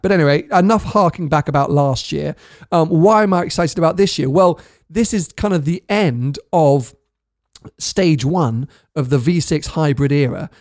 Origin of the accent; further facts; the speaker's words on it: United Kingdom; being a Brit